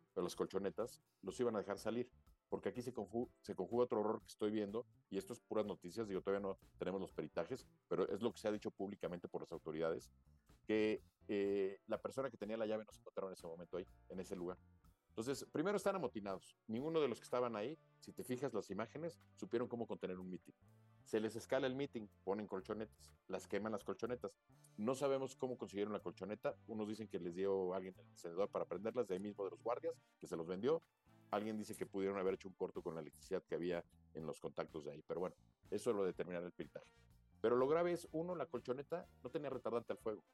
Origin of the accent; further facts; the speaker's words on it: Mexico; yo soy mexicano